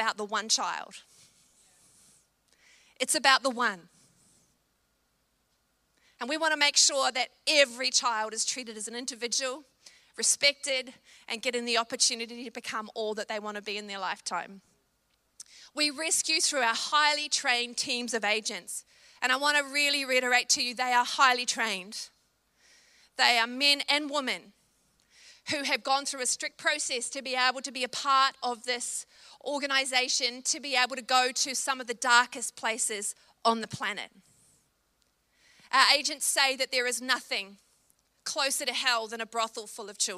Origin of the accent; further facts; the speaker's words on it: New Zealand; I'm a Kiwi